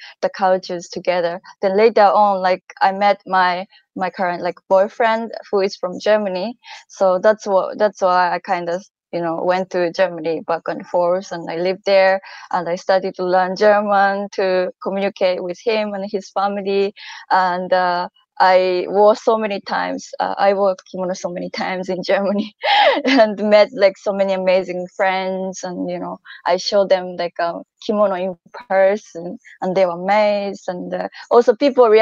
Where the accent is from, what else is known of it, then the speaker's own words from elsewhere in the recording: Japan; I'm from Japan